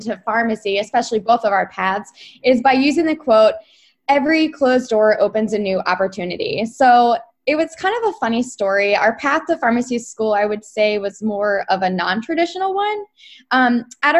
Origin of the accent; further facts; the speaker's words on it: Philadelphia, Pennsylvania, United States; So we were all born and raised in Philadelphia. At first we lived in the Northeast, but then we moved out to the suburbs for middle school.